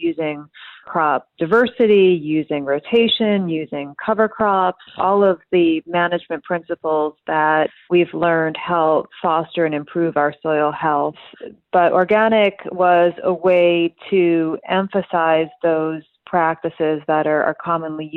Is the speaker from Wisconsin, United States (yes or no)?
yes; Milwaukee, Wisconsin, United States; moved away as an adult; also born or lived in Pullman, Washington; I grew up outside of Milwaukee